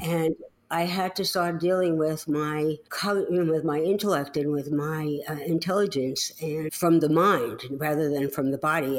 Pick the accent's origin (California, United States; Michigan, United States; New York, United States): New York, United States; New York City; accent: New York; moved away; I grew up in the Bronx in New York City.